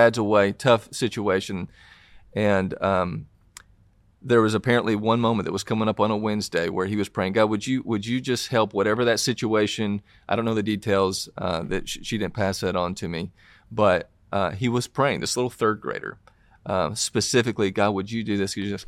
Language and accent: English; Tennessee, United States; accent: Southern; from Tennessee, and obviously from my accent, you can tell I'm from the South in this.